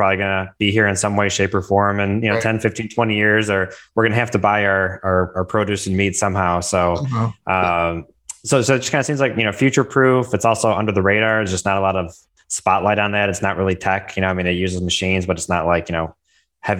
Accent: Milford, Michigan, United States; I'm born and raised in Michigan, and I grew up in Milford

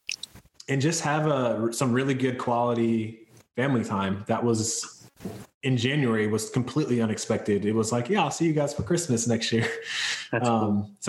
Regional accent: North Carolina, United States; now in California, United States; I'm from North Carolina and so is my wife, and our families are both there

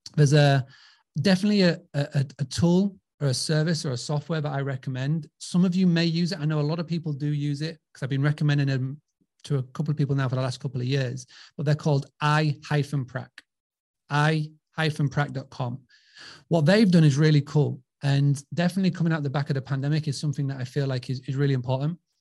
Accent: Scarborough, Yorkshire and the Humber, United Kingdom; accent: English; I'm from Scarborough. You can tell by this dodgy accent. I'm from a, a, little seaside town called Scarborough

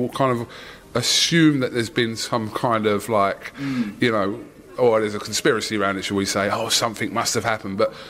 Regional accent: Wickford, East of England, United Kingdom; accent: Essex; my normal Essex accent from Billericay. I mean, Wickford.

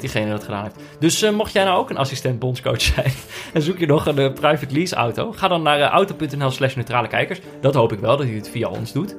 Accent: Veldhoven, North Brabant, Netherlands; moved away; also born or lived in Amsterdam; Ik, ben natuurlijk opgegroeid in, eh, in, in, in Veldhoven. En dat is hmm. vlakbij Eindhoven.

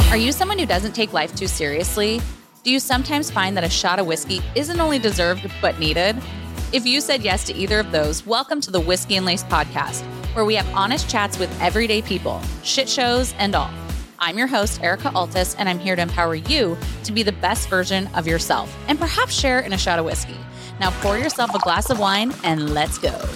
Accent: Santa Rosa, California, United States; where we grew up in Bennett Valley of Santa Rosa

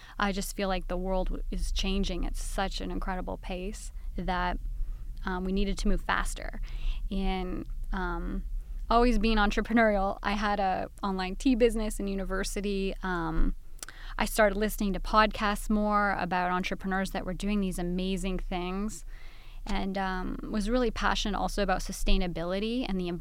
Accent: Canada; moved away as an adult; now in Southern California, United States; I'm originally from Canada, now living here in Southern California

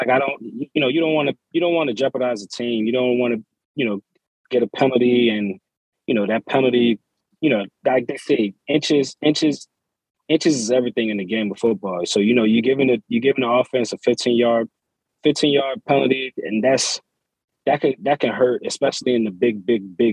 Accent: New York City, New York, United States; moved away as an adult; I was born in New York City

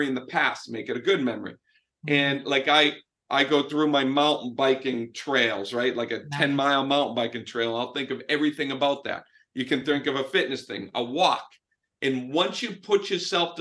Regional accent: Boston, Massachusetts, United States; I'm from Boston. I'm Italian

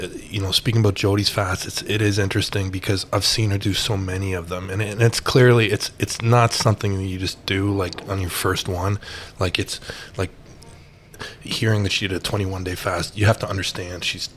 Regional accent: Canada; being a Canadian

